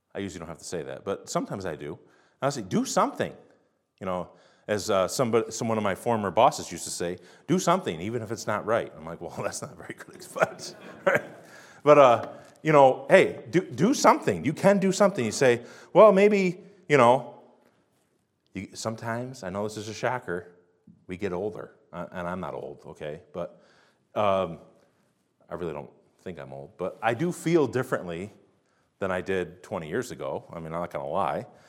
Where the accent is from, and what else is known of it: United States